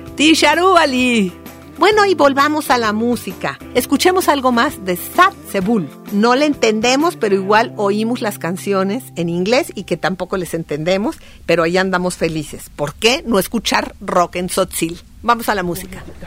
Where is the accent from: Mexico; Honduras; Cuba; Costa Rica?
Mexico; En México, como ya dijimos, hablamos 69 idiomas